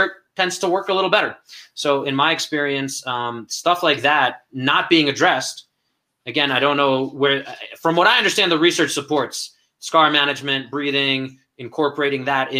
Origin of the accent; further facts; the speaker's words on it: New York City, New York, United States; moved away; I come from Brooklyn and down in Brighton Beach area